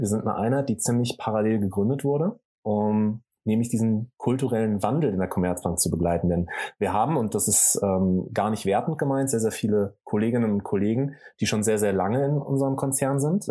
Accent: Sauerland, North Rhine-Westphalia, Germany; ich komme ursprünglich aus dem Sauerland, da komme ich auch gerne her, bin in einem kleinen Dorf groß geworden

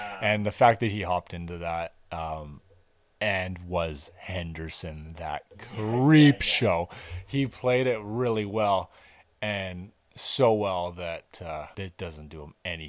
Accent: Campbell River, British Columbia, Canada; I'm from Campbell River, British Columbia.

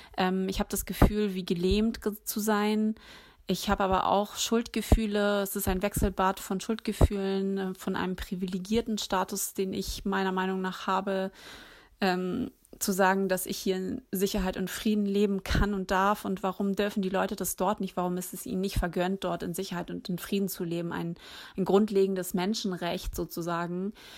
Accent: Hamburg, Germany; in Hamburg geboren und aufgewachsen, lebe hier

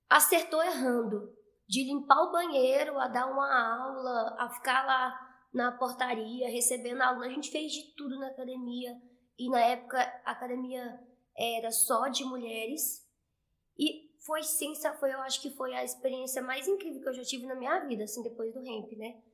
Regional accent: interior of Goiás, Brazil; also born or lived in Anápolis; eu sou de Goiás, pra quem não sabe

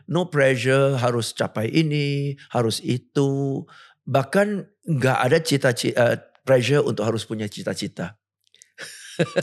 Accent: Singapore; moved away as an adult; now in Indonesia; Lahir di Singapura, besar di Singapura, sampai sekarang masih warga negara Singapura

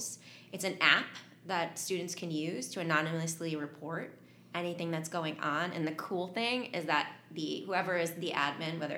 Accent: Hightstown, New Jersey, United States; moved away as an adult; also born or lived in Portland, Oregon; I grew up in Hightstown, New Jersey

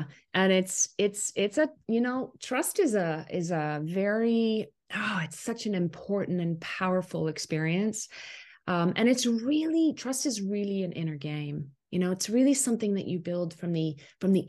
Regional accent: Canada; also born or lived in Ottawa, Canada; I am a Canadian, a Canuck. in Ottawa, Canada, our capital, our country capital.

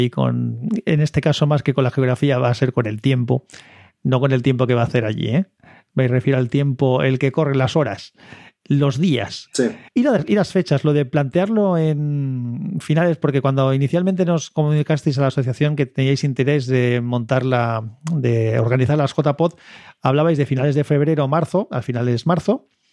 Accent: Valencia, Valencian Community, Spain; Yo soy de Valencia

